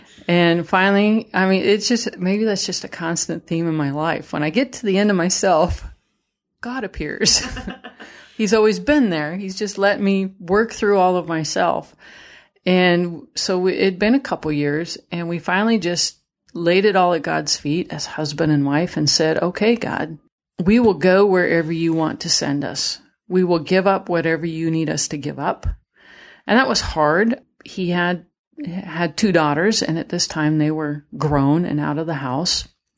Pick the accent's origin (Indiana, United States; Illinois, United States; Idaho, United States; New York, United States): Idaho, United States; You know, I'm from Idaho. We went fishing, you know, and we'd, you know, lay out on the trampoline, look at stars, and listen to the elk bugle at night